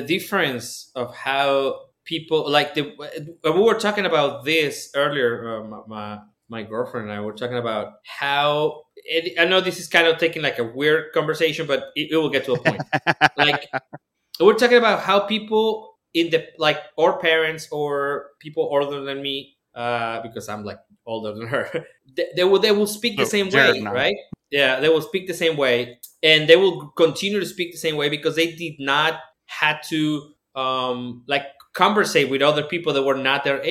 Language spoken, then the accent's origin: English; Mexico; I was born in Mexico